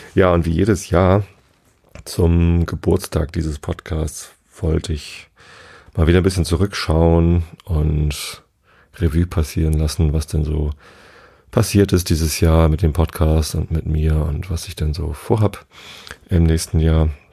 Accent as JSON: {"language": "German", "town": "Tostedt", "region": "Lower Saxony", "country": "Germany", "tie": "born or raised there", "said": "Ich bin ja hier in der Samtgemeinde Tostedt aufgewachsen"}